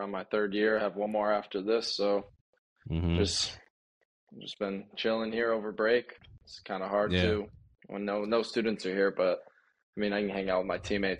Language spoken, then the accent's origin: English; Lake Odessa, Michigan, United States; to Lakewood at Lake Odessa, Michigan. It's over by Lansing more.